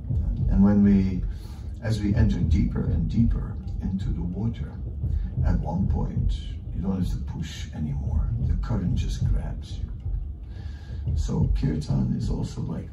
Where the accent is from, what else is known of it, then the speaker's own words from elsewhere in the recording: Amsterdam, North Holland, Netherlands; I'm from, not from New York, I'm from Amsterdam